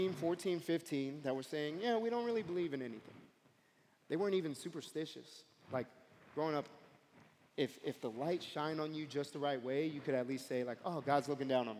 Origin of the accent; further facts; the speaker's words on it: New York City, New York, United States; moved away as an adult; now in Springfield, United States; I grew up in Brooklyn, and specifically, I grew up in a part of Brooklyn called East New York